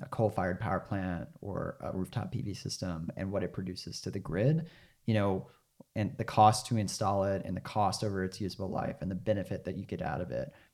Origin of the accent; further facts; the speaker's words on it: Arkansas, United States; I'm from Arkansas